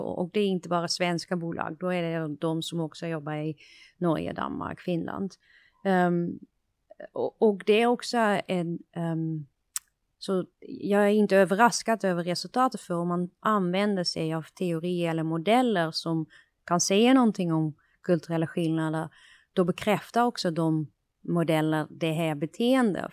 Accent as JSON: {"language": "Swedish", "country": "Netherlands", "second_language": "Swedish", "moved": "as an adult", "lives_now": "Sweden", "said": "jag är, kommer från Nederländerna"}